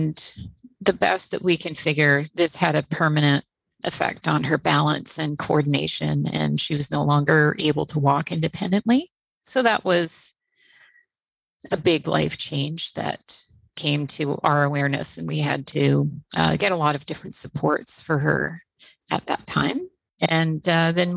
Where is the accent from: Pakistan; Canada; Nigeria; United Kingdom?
Canada; Trois-Rivières, Quebec; now in Victoria, Canada; I'm originally from Trois-Rivières, Quebec. I've been living on the West Coast here in Victoria for over 30 years now.